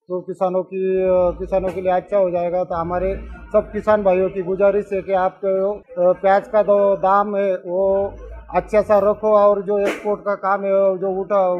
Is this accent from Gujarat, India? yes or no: no; Maharashtra, India; इंदौरी तालुका से … माउड़ी का रहने वाला हूँ